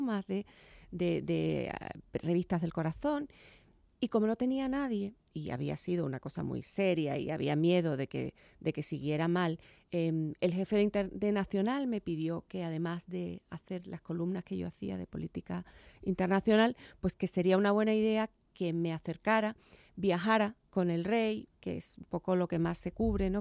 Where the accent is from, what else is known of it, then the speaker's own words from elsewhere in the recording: Chiclana de la Frontera, Andalusia, Spain; moved away as an adult; also born or lived in Cádiz / New York; now in Madrid, Spain; Y yo nací en Cádiz, pero a los nada, inmediatamente me, me llevaron para Chiclana, que es mi tierra, ahí está mi familia y, allí me crié